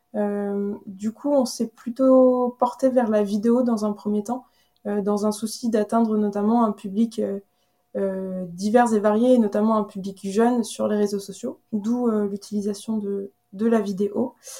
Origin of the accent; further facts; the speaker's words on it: Carhaix, Brittany, France; moved away as an adult; also born or lived in Rennes / Paris / Madrid / Vancouver; je suis née, euh, je suis originaire de Carhaix, dans le centre euh, Bretagne, où j'ai passé toute ma jeunesse jusqu'à mes 18 ans